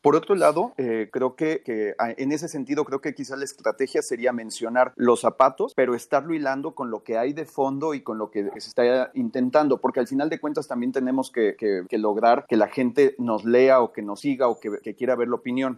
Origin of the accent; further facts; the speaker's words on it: San Luis Potosí, Mexico; soy de San Luis Potosí